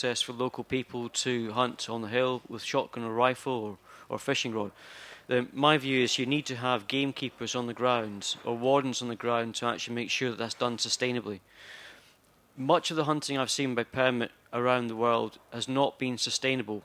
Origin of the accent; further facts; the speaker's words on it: Skye, Scotland, United Kingdom; I come from Skye, and the community that I currently come from is populated by holiday makers.